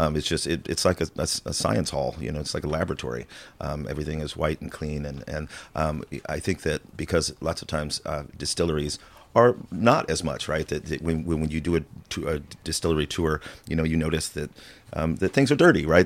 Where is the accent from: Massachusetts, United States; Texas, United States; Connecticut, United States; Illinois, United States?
Illinois, United States; I'm originally from the farmland of Illinois